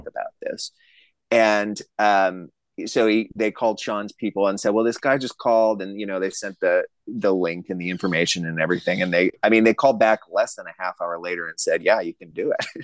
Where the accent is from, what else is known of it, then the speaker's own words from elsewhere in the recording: Racine, Wisconsin, United States; also born or lived in Arizona; now in St. Paul, United States; I'm from Racine, Wisconsin, just a little south of Milwaukee